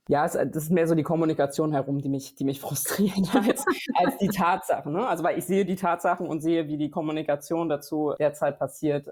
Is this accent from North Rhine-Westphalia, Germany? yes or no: no; near Braunschweig, Lower Saxony, Germany; also born or lived in Harz, East Germany; ich habe dann meine prägenden Jahre in der Nähe von Braunschweig äh, so verbracht, so meiner die prägenden Jugendjahre